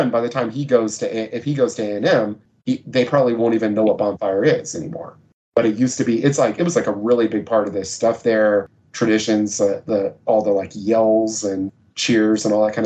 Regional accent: Texas, United States; I'm from Texas

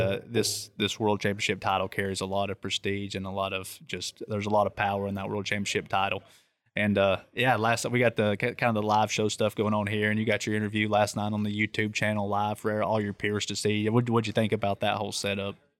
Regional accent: East Tennessee, United States; I'm from East Tennessee, so I know all about driving around mountains

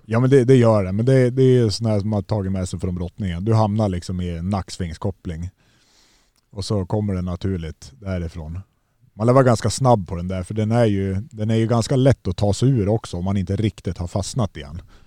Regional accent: Gävle, Gävleborg County, Sweden; hemma i Gävle med mina föräldrar.

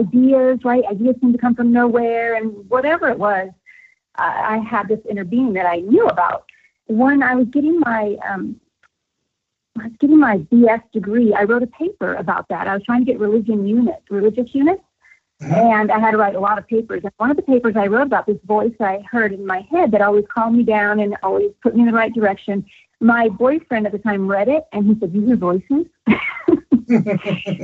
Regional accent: the Bay Area, California, United States; I grew up in the Bay Area

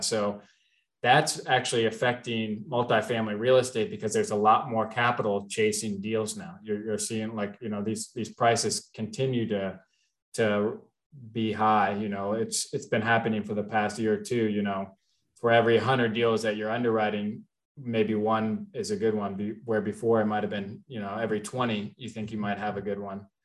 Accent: Cincinnati, Ohio, United States; also born or lived in Kentucky; I was born in Cincinnati, raised there, went to University of Kentucky

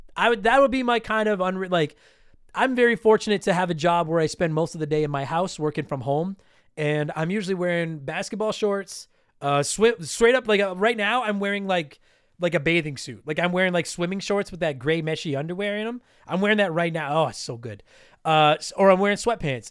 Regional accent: Canada; I am a proud Canadian

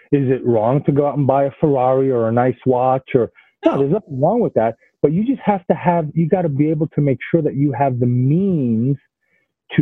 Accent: New York City, New York, United States; moved away as an adult; also born or lived in Israel; now in Florida, United States; living in New York City and growing up in New York City

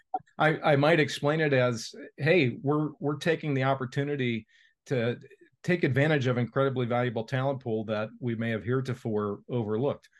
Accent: Cincinnati, Ohio, United States; Procter and Gamble here in my hometown of Cincinnati

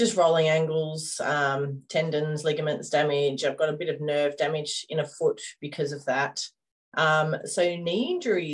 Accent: Coffs Harbour, New South Wales, Australia; We grew up in Coffs Harbour

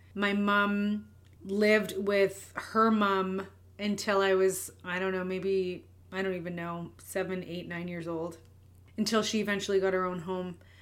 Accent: Winnipeg, Manitoba, Canada; I'm born and raised in Winnipeg, Manitoba, Canada

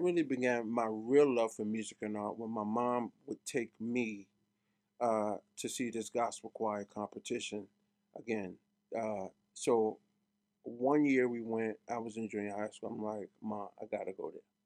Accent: New York City, New York, United States; moved away; Growing up in Brooklyn was everything

